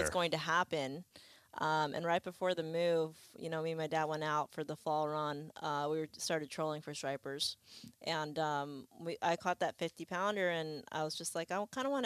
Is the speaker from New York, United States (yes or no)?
yes; Long Island, New York, United States; born or raised there; also born or lived in Lima, Peru / Queens, New York; now in Islamorada, United States